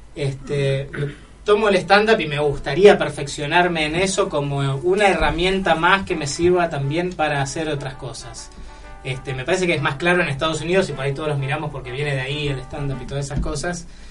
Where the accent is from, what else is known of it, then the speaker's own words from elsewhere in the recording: San Isidro, Buenos Aires Province, Argentina; vengo de, vengo de San Isidro, de Cheto